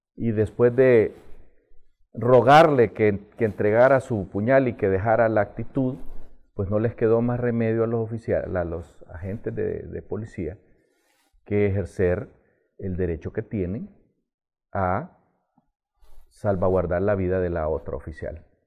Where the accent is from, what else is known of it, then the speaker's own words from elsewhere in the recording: Honduras; No podemos seguir viviendo así los hondureños